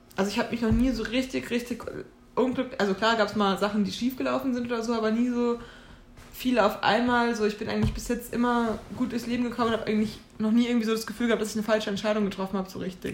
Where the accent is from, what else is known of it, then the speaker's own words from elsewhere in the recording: Oberursel, Hesse, Germany; ich bin äh, in Ursel äh, aufgewachsen